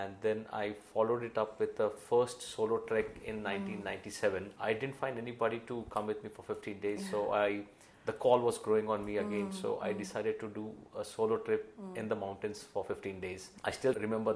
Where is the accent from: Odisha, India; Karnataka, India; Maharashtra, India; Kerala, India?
Maharashtra, India; Mumbai; I grew up in the western suburbs of Mumbai